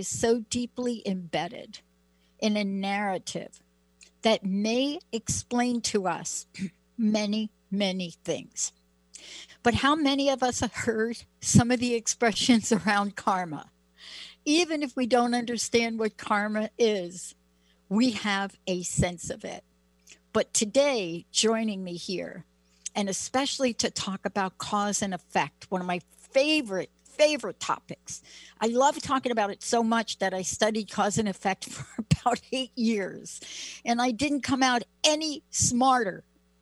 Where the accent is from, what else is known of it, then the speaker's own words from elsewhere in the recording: New York, United States; I'm a kid from New York.